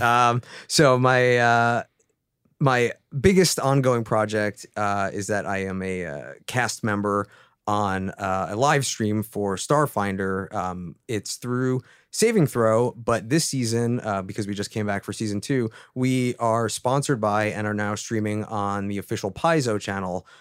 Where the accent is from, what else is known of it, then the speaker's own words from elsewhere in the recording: East Coast, United States; moved away; I'm originally from the East Coast